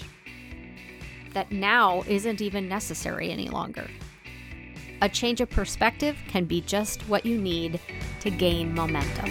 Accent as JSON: {"language": "English", "town": "De Smet", "region": "South Dakota", "country": "United States", "tie": "born or raised there", "moved": "yes", "said": "my hometown in rural South Dakota"}